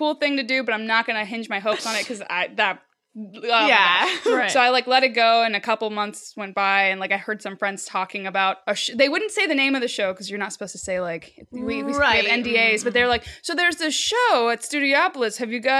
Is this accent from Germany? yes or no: yes; Germany; born there; So my mom's from France. I was born in Germany. I have a very international like upbringing because my dad was in the military.